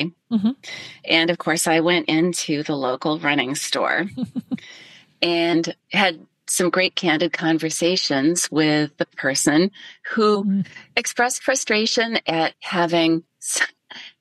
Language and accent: English; Ohio, United States; moved away; growing up in Ohio before there were technical gloves and I ran cross country for high school